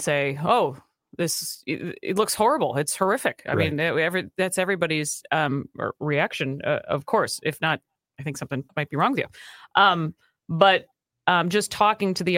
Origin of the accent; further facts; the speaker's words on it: Minnesota, United States; as a Minnesotan